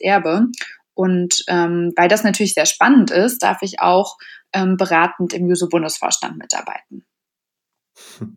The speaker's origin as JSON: {"language": "German", "region": "Berlin", "country": "Germany", "said": "ich bin ursprünglich aus Berlin"}